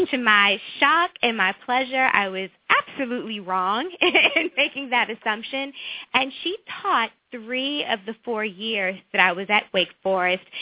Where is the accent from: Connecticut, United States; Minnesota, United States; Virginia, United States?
Virginia, United States; accent: southern; moved away as an adult; also born or lived in North Carolina / New York City; I grew up in Virginia